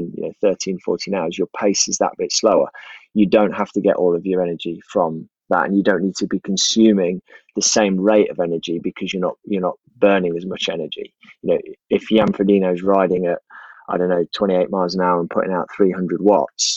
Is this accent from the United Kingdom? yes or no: yes; Leicester, East Midlands, United Kingdom; I grew up in Leicester